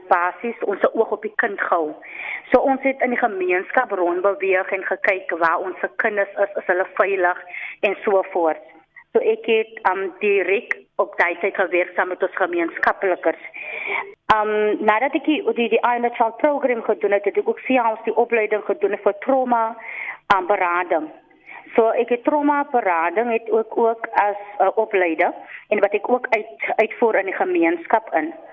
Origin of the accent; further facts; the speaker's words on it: Cape Town, Western Cape, South Africa; Ek is van Oceanview hier in die diep suide